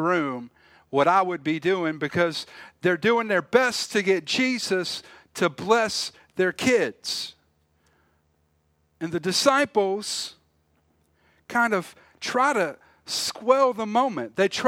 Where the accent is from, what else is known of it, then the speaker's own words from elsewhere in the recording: South Carolina, United States; we were talking about growing up where I grew up in South Carolina. My parents are from here, both have family here, but they moved away. And so I lived right outside of Charleston.